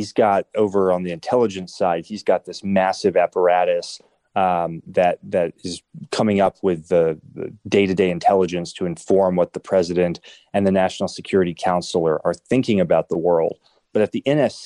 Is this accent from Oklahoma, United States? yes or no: yes; Oklahoma, United States; moved away; growing up in Oklahoma